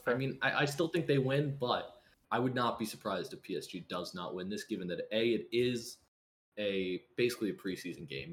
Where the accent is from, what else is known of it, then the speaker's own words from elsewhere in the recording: United States; I'm American